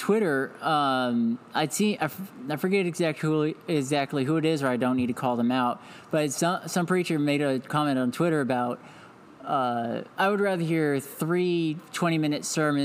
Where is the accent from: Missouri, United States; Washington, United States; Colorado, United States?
Missouri, United States; Independence; also born or lived in Georgia; I'm from Independence, Missouri. It's an outskirt of or a suburb of Kansas City, Missouri